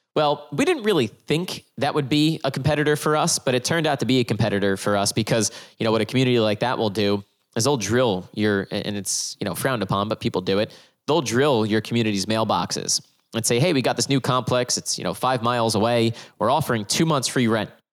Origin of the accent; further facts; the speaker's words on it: New Jersey, United States; I'm from New Jersey